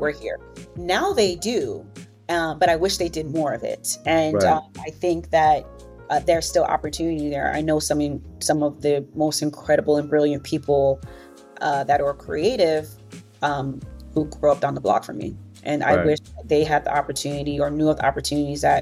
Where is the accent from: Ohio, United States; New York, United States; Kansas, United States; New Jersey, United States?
New York, United States; New York City; growing up in Brooklyn, New York, in a Caribbean community